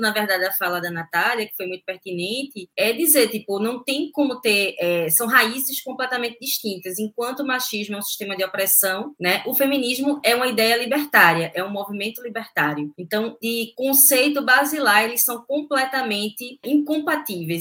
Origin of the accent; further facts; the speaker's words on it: Recife, Pernambuco, Brazil; Eu fui criada aqui em Recife, mas numa zona mais periférica, de praia